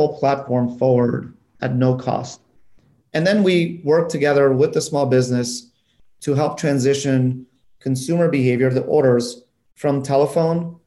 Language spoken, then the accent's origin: English; North Macedonia; moved away; I come from Europe. I was born in Macedonia